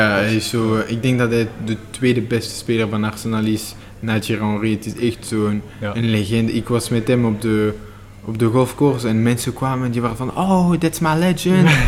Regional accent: Belgium; Eh, ik voel me echt Belg.

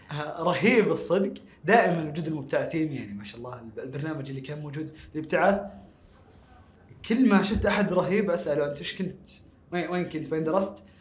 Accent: Saudi Arabia; ما ما كان شاملنا احنا كسعوديين

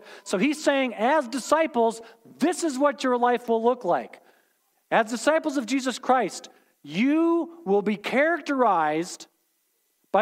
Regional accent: United States

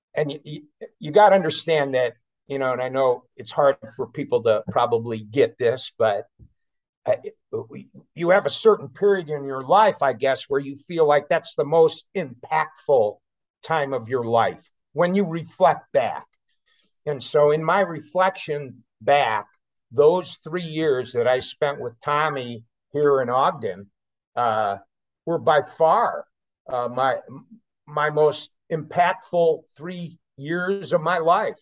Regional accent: California, United States; moved away; I grew up in California, so I've got a I've got California roots

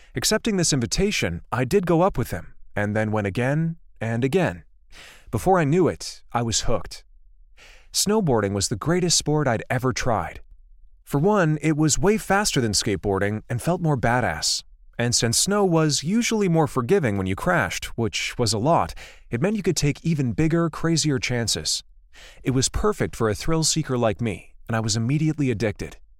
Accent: Livermore, California, United States; also born or lived in Santa Cruz; At nineteen, I decided that it was time to finally leave my hometown of Livermore

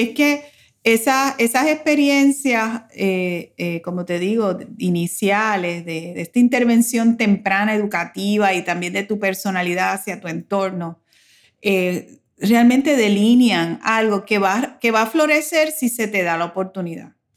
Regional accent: Puerto Rico; moved away as an adult; also born or lived in United States; para nosotros los puertorriqueños, el migrar a los Estados Unidos tiene una doble connotación

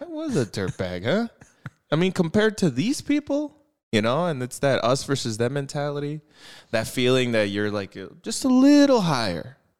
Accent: United States; we're American

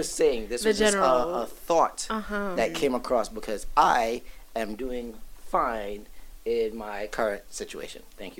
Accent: Brooklyn, New York, United States; I'm from Brooklyn.

